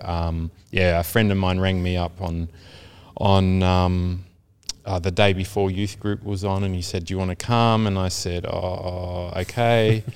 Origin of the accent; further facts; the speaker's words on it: Caringbah, New South Wales, Australia; also born or lived in Taren Point; I was born in Carrimbah